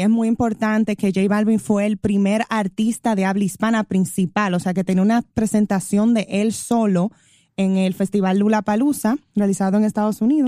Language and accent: Spanish; Dominican Republic; como los dominicanos